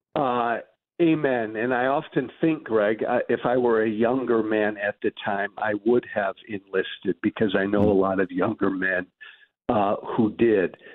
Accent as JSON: {"language": "English", "country": "United States", "said": "I'm glad I'm American"}